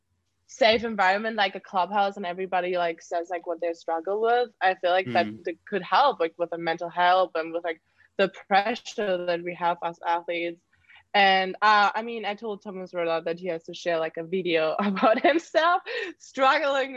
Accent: Germany; moved away; I'm like from Germany

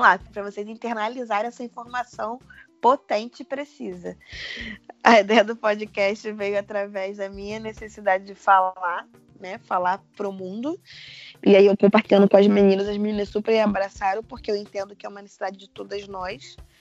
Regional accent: Rio de Janeiro, Brazil; moved away as an adult; now in São Paulo, Brazil; eu hoje moro em São Paulo, tenho um ano, moro no centro de São Paulo, mas sou carioca.

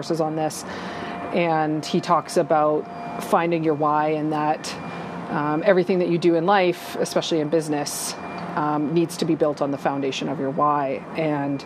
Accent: St. Albert, Alberta, Canada; During growing up in St. Albert, we continued to keep our rural roots.

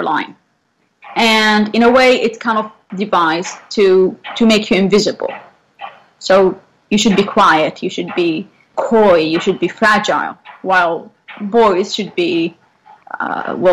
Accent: central Saudi Arabia, Saudi Arabia; moved away as an adult; now in Vancouver, Canada; So I come from Saudi Arabia. I was born in the center or the heart of Saudi Arabia

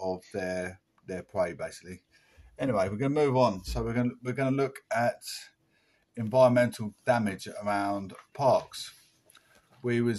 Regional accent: Essex, East of England, United Kingdom; We're from Essex.

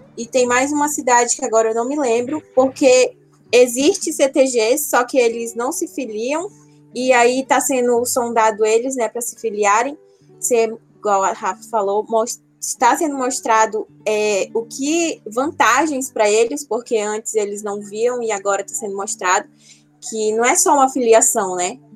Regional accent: Porto Velho, Rondônia, Brazil; Eu sou natural daqui de Rondônia, nasci em Porto Velho

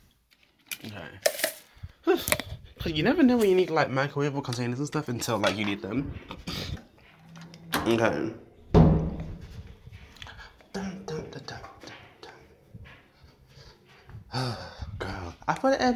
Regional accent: United Kingdom; I'm British as well

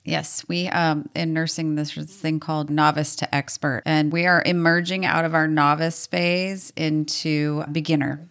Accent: Washington, United States; also born or lived in Montana; We have very little family here in the Pacific Northwest, or at least in Washington. Uh, when we moved over here when I was two

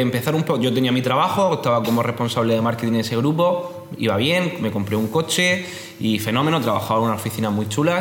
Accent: Region of Murcia, Spain; soy murciano, tengo 26 años

